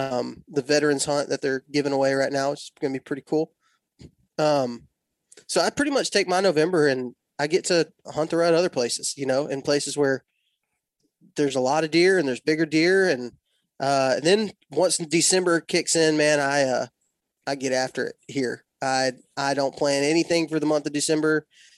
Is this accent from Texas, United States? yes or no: yes; Texas, United States; I was born and raised in West Texas. So I was a Texas Tech fan and pretty much was a Texas Tech fan forever.